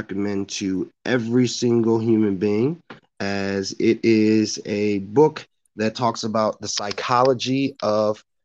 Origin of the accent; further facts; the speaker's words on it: Park Forest, Illinois, United States; growing up in the Chinese house of Park Forest